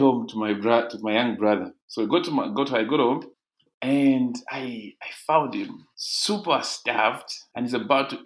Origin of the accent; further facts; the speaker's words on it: Ndola, Copperbelt Province, Zambia; I grew up in a place called Ndeke in Ndola